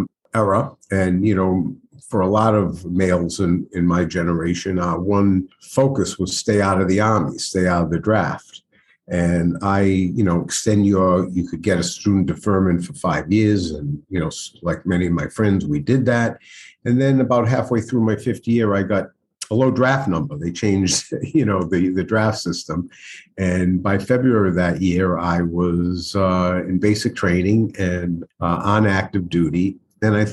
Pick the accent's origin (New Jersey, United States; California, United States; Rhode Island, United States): Rhode Island, United States; Providence; I grew up in Providence, in South Providence. I'm a product of Providence Public Schools